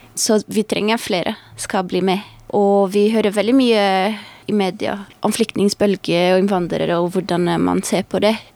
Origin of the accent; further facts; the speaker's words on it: Brazil; Norwegian is a second language; also born or lived in United States; now in Norway; jeg kommer fra Brasil